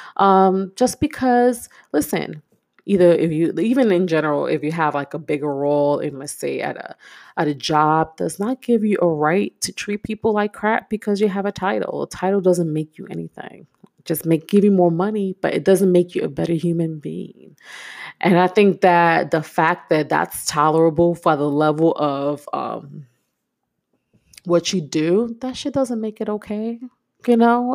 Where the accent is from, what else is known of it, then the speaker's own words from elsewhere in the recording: New York City, New York, United States; I'm a New Yorker myself. I'm from Brooklyn, born and raised